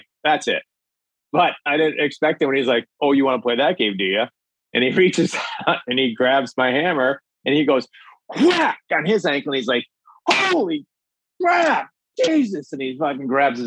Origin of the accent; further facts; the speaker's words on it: Minnesota, United States; I'm from Minnesota.